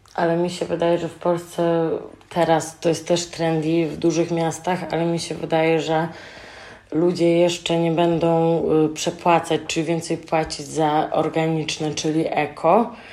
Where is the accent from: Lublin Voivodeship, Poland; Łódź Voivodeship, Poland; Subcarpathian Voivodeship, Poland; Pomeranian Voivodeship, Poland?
Subcarpathian Voivodeship, Poland; Rzeszów; born or raised there; now in Germany